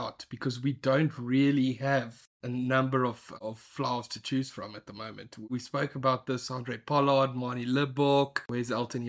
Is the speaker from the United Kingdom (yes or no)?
no; South Africa; as a South African